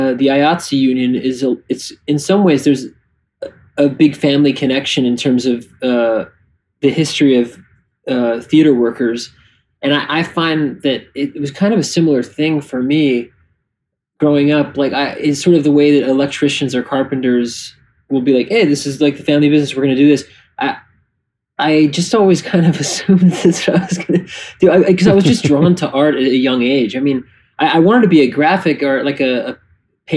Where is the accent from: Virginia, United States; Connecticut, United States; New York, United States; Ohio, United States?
New York, United States; New York City; I grew up in the village.